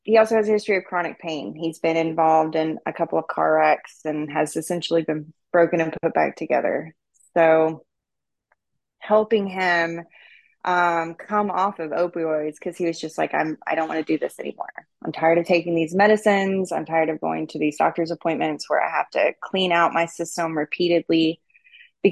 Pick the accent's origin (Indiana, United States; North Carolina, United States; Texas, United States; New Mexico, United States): Texas, United States; East; I was raised out in East Texas